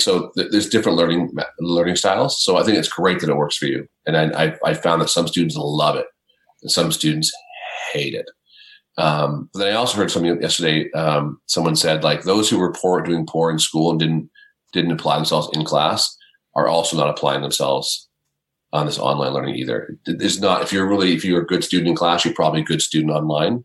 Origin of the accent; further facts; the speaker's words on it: Canada; I'm a Canadian, um, living in the Great White North